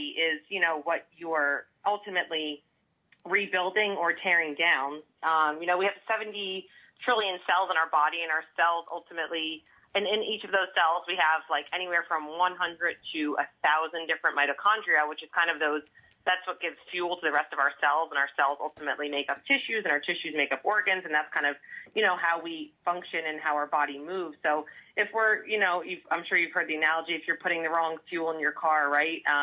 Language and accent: English; New Jersey, United States; now in California, United States; I am a Jersey girl